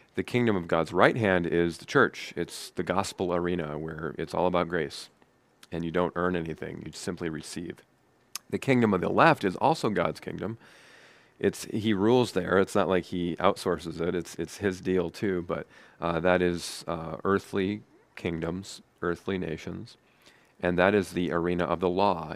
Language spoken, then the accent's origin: English; United States; I am proud to be an American